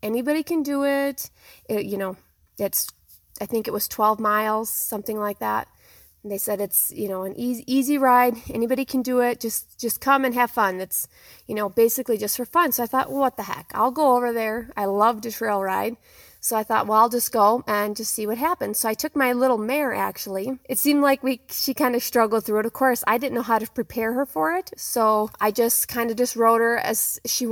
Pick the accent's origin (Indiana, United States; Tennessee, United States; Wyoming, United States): Wyoming, United States; Sundance; I'm from Sundance, Wyoming, in the northeast corner of the state at the edge of the Black Hills